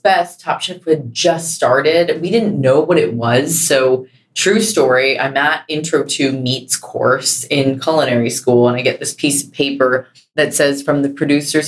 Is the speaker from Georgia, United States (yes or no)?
no; Carlsbad, California, United States; I grew up in Carlsbad, California